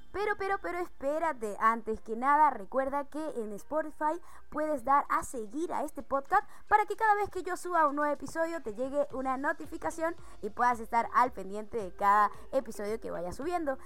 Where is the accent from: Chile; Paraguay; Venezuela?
Venezuela; moved away as an adult; como venezolana emigrante, que tuve que salir de mi país